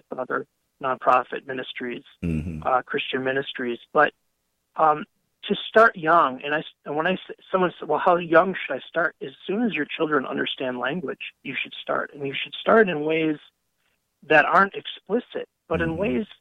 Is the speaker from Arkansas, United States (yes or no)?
no; Wisconsin, United States; also born or lived in Colorado; I grew up on a farm, and after sometime my family and I moved from Colorado back to Wisconsin, and we ended up living back on the family farm